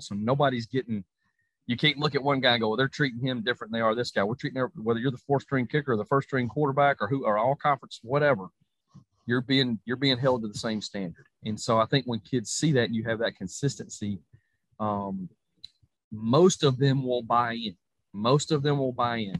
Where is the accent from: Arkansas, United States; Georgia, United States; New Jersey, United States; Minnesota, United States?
Georgia, United States; my home state of Georgia